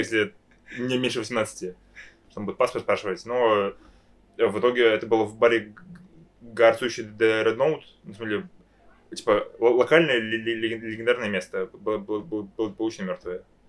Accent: Moscow, Russia; я, я рос в Москве, типа, в сильно либеральном обществе

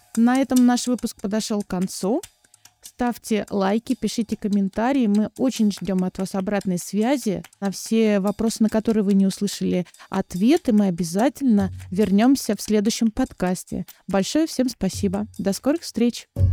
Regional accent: Volgograd, Volgograd Oblast, Russia; я из Волгограда

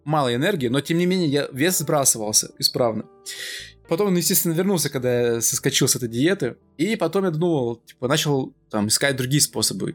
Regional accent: Omsk, Omsk Oblast, Russia; moved away as an adult; now in Moscow, Russia; я из Омска, учились мы тоже оба в Омске

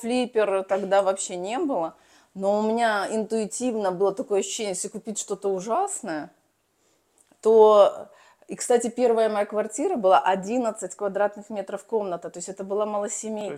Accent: Belarus; moved away as an adult; now in Moscow, Russia; сама я родом из Беларуси

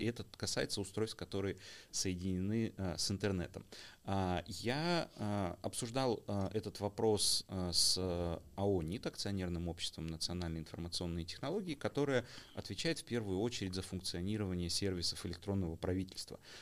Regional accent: Almaty, Kazakhstan; я как алматинец

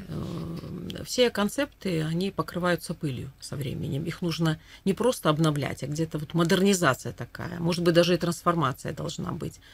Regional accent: Belarus

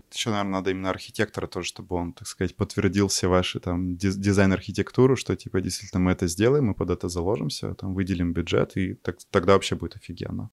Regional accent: Yekaterinburg, Sverdlovsk Oblast, Russia; also born or lived in Chelyabinsk; из России, не из Москвы, а из Екатеринбурга

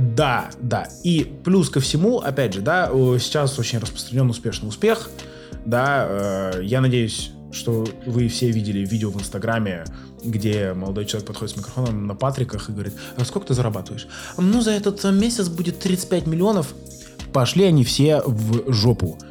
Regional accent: Saint Petersburg, Russia; Сам я из Питера, но часто я по работе в Москве

